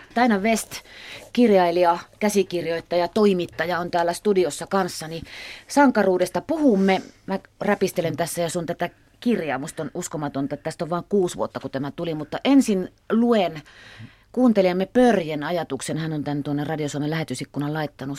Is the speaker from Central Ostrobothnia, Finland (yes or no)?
yes; Kalajoki, Central Ostrobothnia, Finland